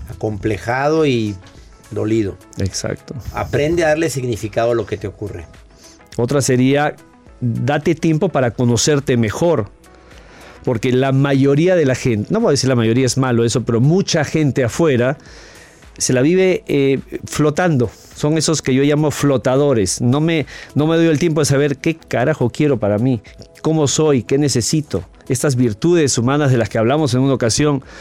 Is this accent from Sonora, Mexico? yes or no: yes; Sonora, Mexico; now in Madison, United States; soy originaria de México, del estado de Sonora, pero tengo 20 años viviendo en los Estados Unidos, en Madison, Wisconsin.